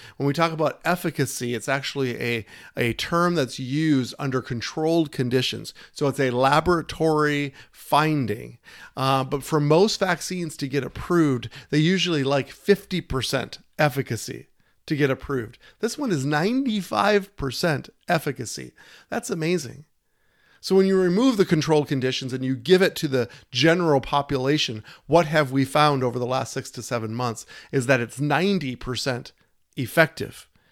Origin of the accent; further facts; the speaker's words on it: Minnesota, United States; my home state of Minnesota